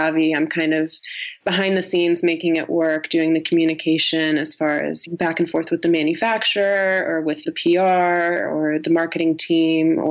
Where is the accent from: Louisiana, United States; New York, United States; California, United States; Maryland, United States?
New York, United States; we're both from New York